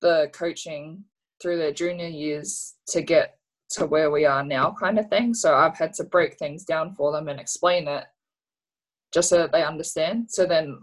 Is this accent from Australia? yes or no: yes; Australia; living and growing up in Australia